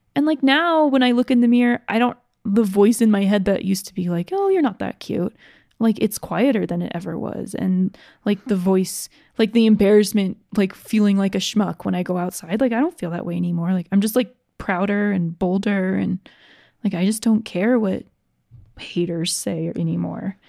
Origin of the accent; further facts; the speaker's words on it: Georgia, United States; I grew up in Georgia